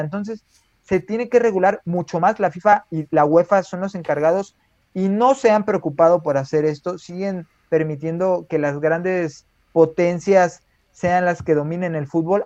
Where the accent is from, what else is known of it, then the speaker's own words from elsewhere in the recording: Mexico; nos identifica como mexicanos